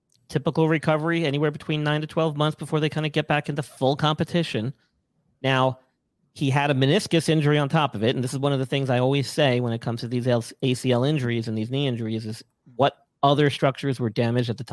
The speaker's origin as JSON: {"language": "English", "region": "New York", "country": "United States", "moved": "yes", "said": "I'm from New York originally"}